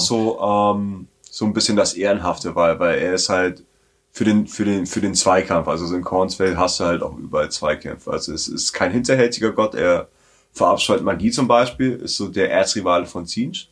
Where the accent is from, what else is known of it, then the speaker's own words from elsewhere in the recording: Southern Germany, Germany; bin halt in Süddeutschland aufgewachsen